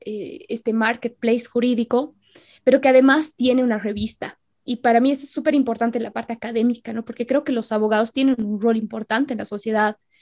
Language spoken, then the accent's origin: Spanish; Bolivia; En Bolivia nos pasa harto eso. No, es que soy boliviano